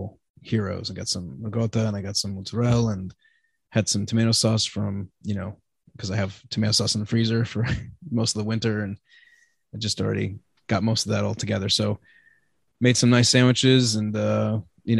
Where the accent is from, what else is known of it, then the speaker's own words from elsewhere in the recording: United States; I was born in America